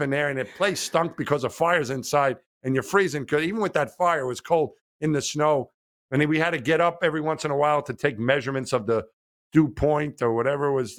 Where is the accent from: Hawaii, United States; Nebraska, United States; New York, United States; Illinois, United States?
New York, United States; I grew up in New York